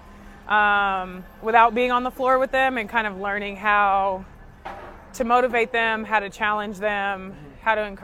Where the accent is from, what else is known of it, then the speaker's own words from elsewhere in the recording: the South, United States; moved away as an adult; now in Washington, D.C., United States; I'm from the South